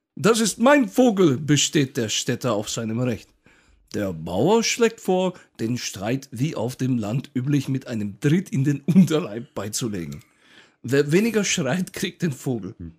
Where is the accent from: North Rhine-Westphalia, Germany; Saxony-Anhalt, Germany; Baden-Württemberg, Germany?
Baden-Württemberg, Germany; Karlsruhe; der Ort, an dem ich geboren wurde, in Karlsruhe. Also ich bin auch mhm. Karlsruhe Original